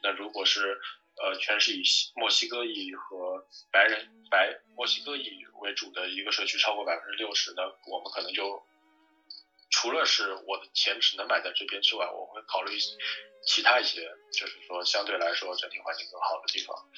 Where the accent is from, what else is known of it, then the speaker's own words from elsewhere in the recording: China; moved away as an adult; also born or lived in Shanghai; now in United States; 作为一个中国人